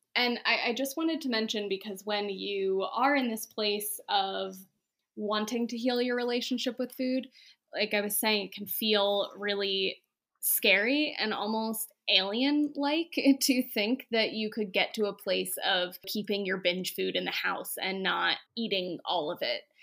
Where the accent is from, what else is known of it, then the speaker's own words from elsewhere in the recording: Pennsylvania, United States; moved away; I grew up in Pennsylvania